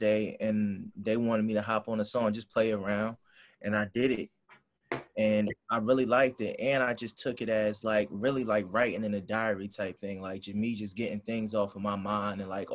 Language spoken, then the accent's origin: English; Hampton, Virginia, United States; I'm from Hampton, Virginia